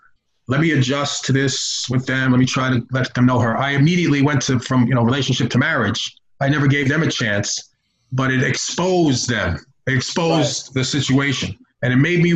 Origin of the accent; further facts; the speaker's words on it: New York, United States; I'm from New York